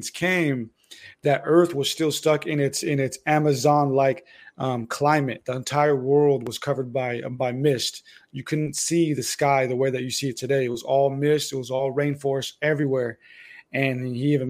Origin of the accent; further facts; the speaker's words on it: United States; I was born in America, so American Mexican